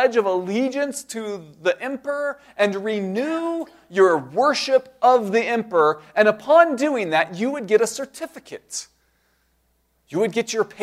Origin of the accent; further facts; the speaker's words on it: United States; as American Christians